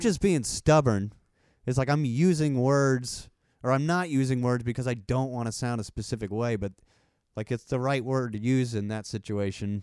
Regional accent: Texas, United States; accent: country accent; I have, like, a country accent

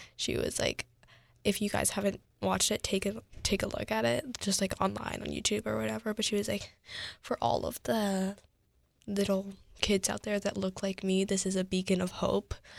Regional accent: United States; I'm Asian American, I'm fifty percent Korean, fifty percent Caucasian

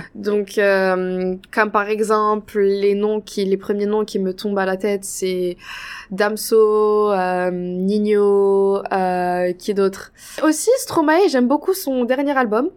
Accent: Casablanca, Casablanca-Settat, Morocco; moved away as an adult; now in Toronto, Canada; je viens de la ville de Casablanca, qui est la capitale du Maroc.

